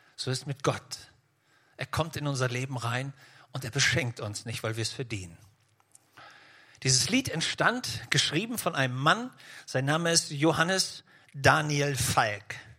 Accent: Schleswig-Holstein, Germany; ich komme ja aus Schleswig-Holstein

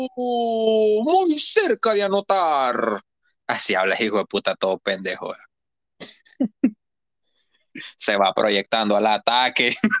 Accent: El Salvador; now in Australia; yo soy salvadoreño

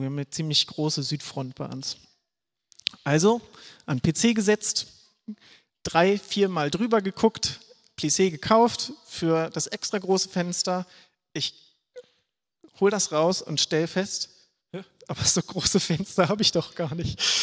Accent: Schleswig-Holstein, Germany; ich komme hier aus Schleswig-Holstein

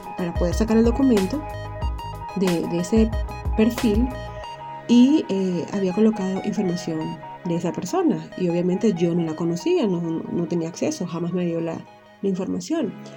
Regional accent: Venezuela; moved away; Y yo soy extranjera, vivo en otro país y en mi país Venezuela

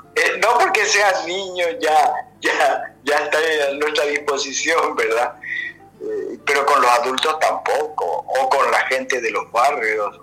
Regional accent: Paraguay; moved away as an adult; also born or lived in Europe; mi pueblo. Yo vivía en un pueblo a 130 kilómetros de, Asunción

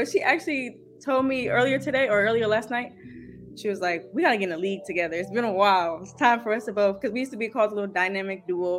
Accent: Rancho Cucamonga, California, United States; Rancho is easy. It's beautiful. It's laid back. It's a vibe, I would say. It's far from the city. It's not LA.

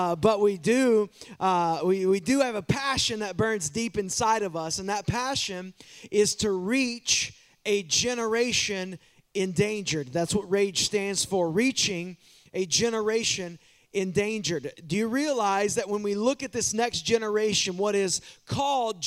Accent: Waskom, Texas, United States; I grew up in the town called Wascom

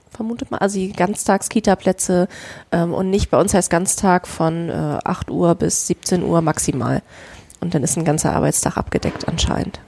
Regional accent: Berlin, Germany; moved away; Also ich bin ja damals in Westberlin geboren.

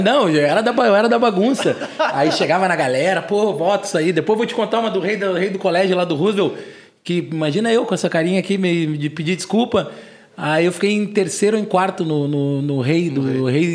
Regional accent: Porto Alegre, Rio Grande do Sul, Brazil; eu tenho 37 anos, sou de Porto Alegre

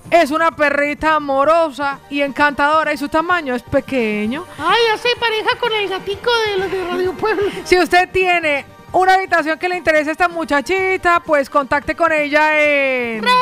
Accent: Colombia; Soy una chica colombiana.

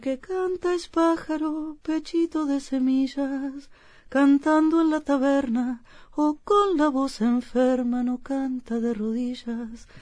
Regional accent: Uruguay; en mi país

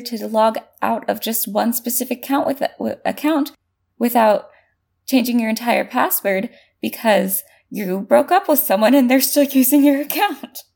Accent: California, United States; as a Californian

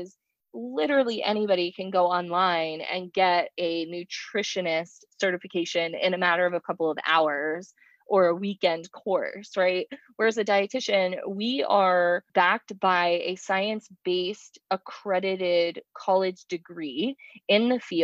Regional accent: Pinellas County, Florida, United States; I'm from the Pinellas County side of the Bay

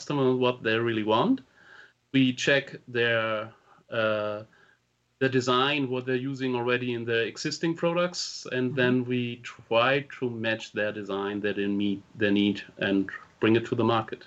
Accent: Germany; English is a second language; also born or lived in Hamburg; I'm coming from Germany. I'm living in Hamburg

